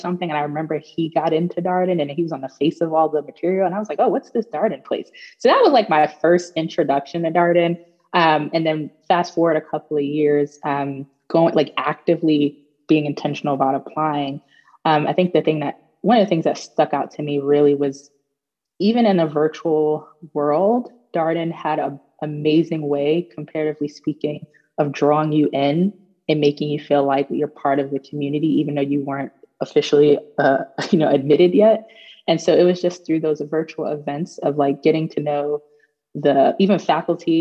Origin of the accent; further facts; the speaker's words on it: New York City, New York, United States; moved away as an adult; also born or lived in Baltimore, Maryland; now in Charlottesville, United States; I'm from Brooklyn, New York. Born, raised, and educated in Brooklyn